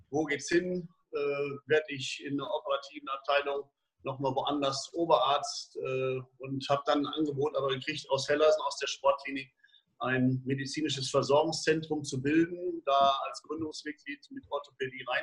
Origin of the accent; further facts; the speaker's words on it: Dortmund, North Rhine-Westphalia, Germany; dass Dortmund meine Heimatstadt ist und dass man doch im Laufe der letzten 30, 40 Jahre eine Menge Leute kennengelernt hat